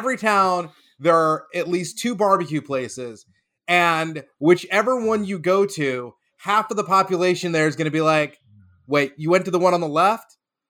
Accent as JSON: {"language": "English", "region": "Texas", "country": "United States", "tie": "born or raised there", "said": "I grew up in Texas."}